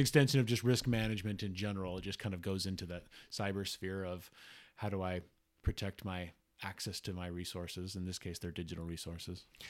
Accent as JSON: {"language": "English", "town": "Salt Lake City", "region": "Utah", "country": "United States", "tie": "born or raised there", "said": "I grew up in the Salt Lake area. I still live in the Salt Lake area in Utah"}